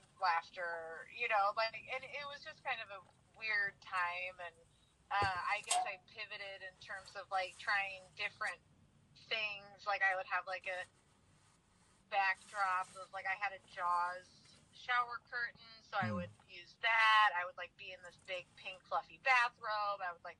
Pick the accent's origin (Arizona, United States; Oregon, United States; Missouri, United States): Oregon, United States; Portland; when I say I'm from Portland, they know, but it's also the way that I present.